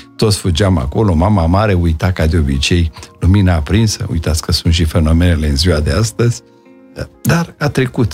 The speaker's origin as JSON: {"language": "Romanian", "town": "Brașov", "region": "Brașov County", "country": "Romania", "tie": "born or raised there", "also_born_or_lived": "Vaslui", "said": "am ajuns până la urmă în Brașov și toată educația mea, ca și a, um, școală primară, ca după aceea liceul, în liceul Andrei Șaguna, am făcut în Brașov."}